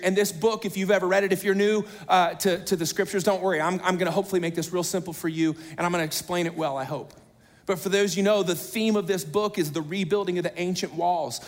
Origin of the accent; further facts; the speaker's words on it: United States; I'm an American.